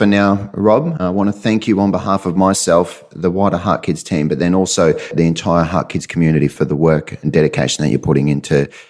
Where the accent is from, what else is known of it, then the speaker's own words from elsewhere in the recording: near Toowoomba, Queensland, Australia; also born or lived in Cairns, Queensland; So just out past Toowoomba. And yeah, so I spent a little bit of time around the countryside in Queensland.